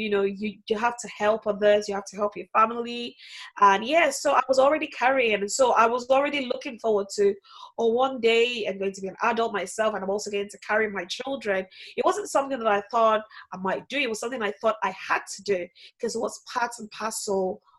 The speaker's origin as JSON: {"language": "English", "town": "Ikorodu", "region": "Lagos", "country": "Nigeria", "said": "I'm from Lagos State, so Ikorodu falls on the Lagos State, yes."}